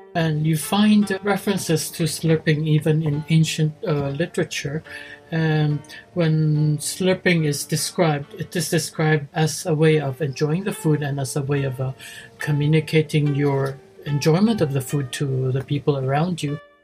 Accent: Philippines; moved away as an adult; now in Japan; I was born in the Philippines. Uh, my father was uh, a Chinese Spanish, my mother was uh, Filipino. Uh, but I came to Japan after high school

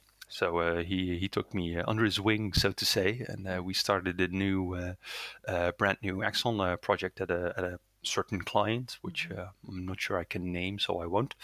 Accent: Netherlands; first language Dutch; English is a second language; I'm born and raised in the Netherlands, so my primary language is Dutch

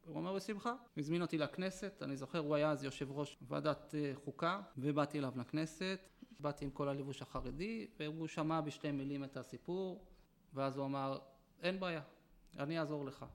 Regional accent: Jerusalem, Jerusalem District, Israel; first language Yiddish; Hebrew is a second language; אני נולדתי בירושלים למשפחה חרדית, מאוד חרדית

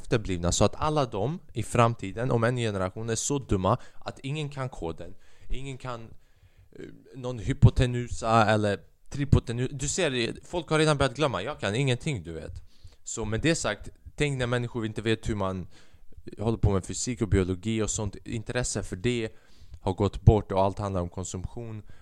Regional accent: China; Man kan säga att jag är en kines. Man kan säga att jag är en kines och det är okej okay för mig att skämta om kineser med böjda ögon.

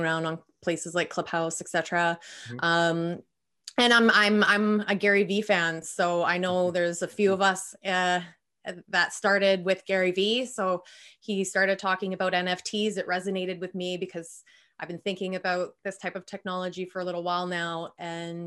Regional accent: Vancouver, British Columbia, Canada; I'm from Vancouver, Canada, 36.

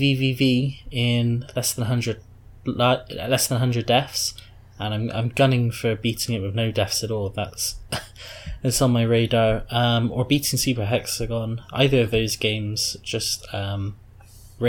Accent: Bristol, South West England, United Kingdom; I am a gamer from Bristol, UK. Grew up on some Amigas and other British games consoles

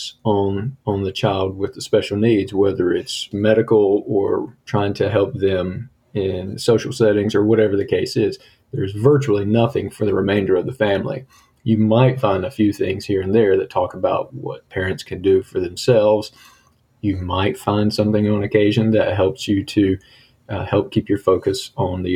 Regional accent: United States; also born or lived in Italy / Germany; we're from America.

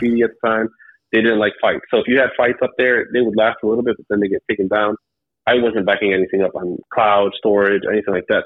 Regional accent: Cleveland, Ohio, United States; I'm from Cleveland, Ohio

